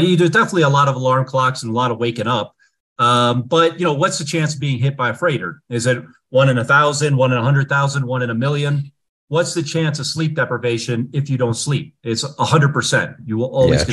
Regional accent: Cleveland, Ohio, United States; I grew up in Ohio, near Cleveland

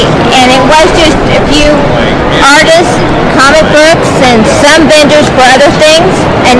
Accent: Ottawa, Kansas, United States; We are from Ottawa, Kansas, and we have came to these cons for 20 years now.

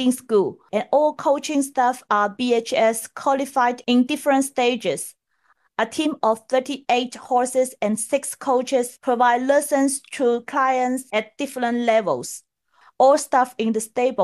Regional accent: Guangxi, China; now in Shanghai, China; I'm in my hometown in the south of China, Guangxi province

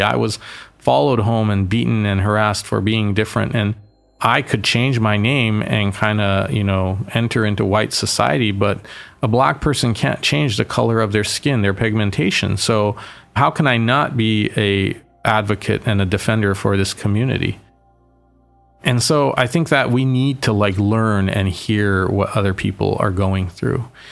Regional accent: Boston, Massachusetts, United States; I was born in Boston

